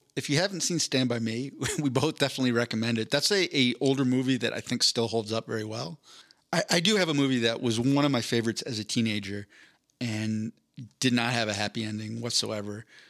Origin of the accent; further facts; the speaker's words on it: East Coast, United States; I grew up on the East Coast